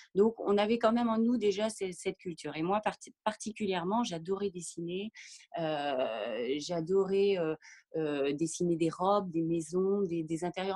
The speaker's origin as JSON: {"language": "French", "region": "Normandy", "country": "France", "tie": "born or raised there", "also_born_or_lived": "Paris", "moved": "as an adult", "said": "je suis originaire de Normandie"}